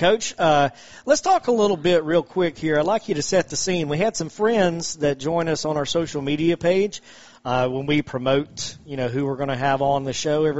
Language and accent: English; Toccoa, Georgia, United States; I'm originally from Toccoa, Stevens County